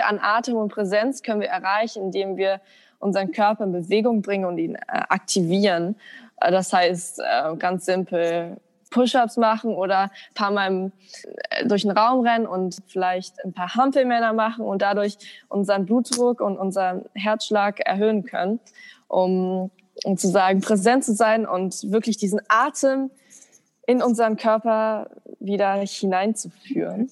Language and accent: German; Germany; als Deutsche